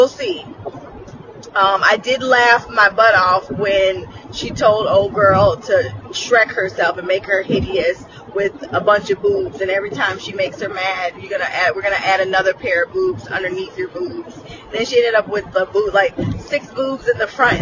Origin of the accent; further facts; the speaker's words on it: United States; I am American